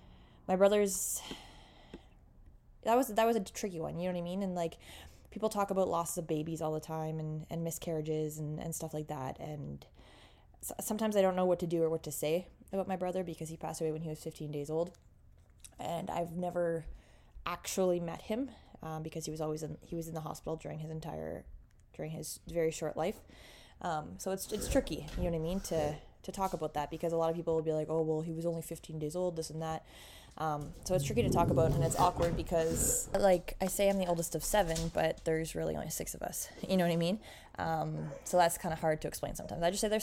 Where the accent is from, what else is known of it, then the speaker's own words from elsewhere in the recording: Canada; accent: Canadian; Can you hear my Canadian accent?